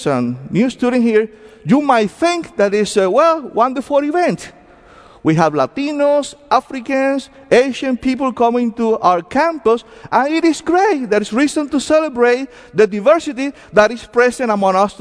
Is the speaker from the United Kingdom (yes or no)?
no; Cuba; accent: heavy accents; English is a second language; now in United States; I came from Cuba back in 1980.